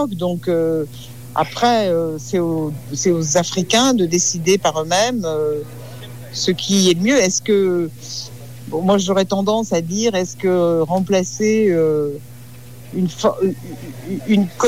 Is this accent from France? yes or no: yes; France; Nou, en tant que Français, euh, on n'a plus notre mot à dire.